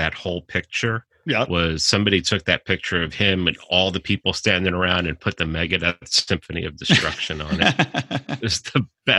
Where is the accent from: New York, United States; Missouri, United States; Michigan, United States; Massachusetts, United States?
New York, United States; I grew up in New York.